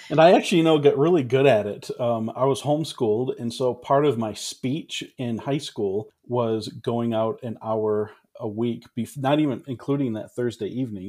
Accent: Ann Arbor, Michigan, United States; also born or lived in Menomonee Falls, Wisconsin; I grew up in Ann Arbor, Michigan, went to the same exact church the entire time I grew up

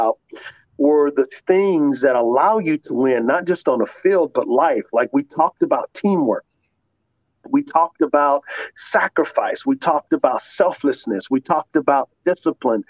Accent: San Antonio, Texas, United States; I grew up in San Antonio, Texas

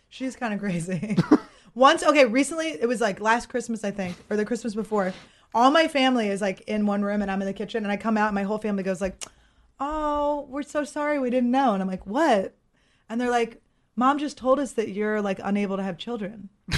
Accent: Philadelphia, Pennsylvania, United States; I'm from Philly, and I think it's a great place

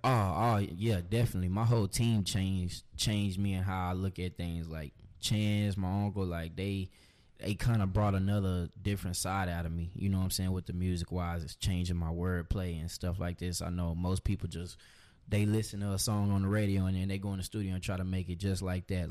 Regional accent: Austin, Texas, United States; also born or lived in Pflugerville, Texas; Austin, born and raised.

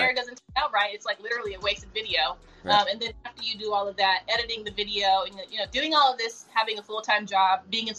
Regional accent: Las Vegas, Nevada, United States; also born or lived in Los Angeles, United States; Of course, I was raised in Vegas. I went to school there. I graduated there.

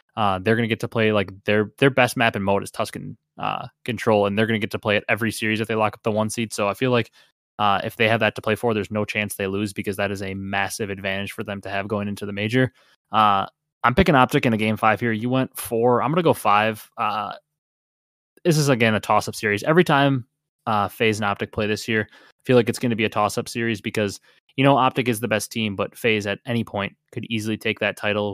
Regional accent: Wisconsin, United States; I'm from Wisconsin

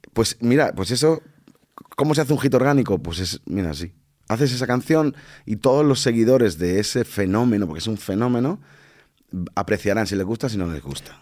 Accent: Badalona, Catalonia, Spain; also born or lived in Dominican Republic / Barcelona; now in Madrid, Spain; la ciudad donde yo, donde yo nací

